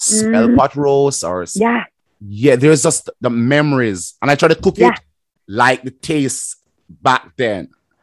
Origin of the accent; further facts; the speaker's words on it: Jamaica; moved away; also born or lived in Winnipeg; I'm a Jamaican